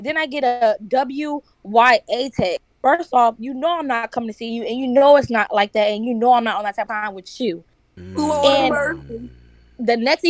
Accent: Florida, United States; I'm from Florida. We're friendly, okay?

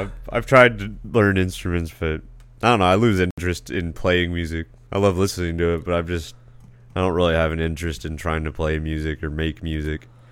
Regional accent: Casa Grande, Arizona, United States; also born or lived in Phoenix, Arizona / Ak-Chin reservation, Arizona; I was born in Phoenix Indian Hospital. I grew up in Casa Grande for a little bit

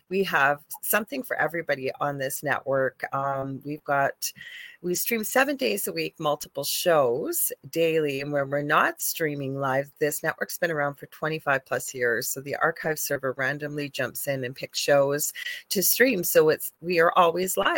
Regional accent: Canada; I'm a Canadian spiritual psychic medium

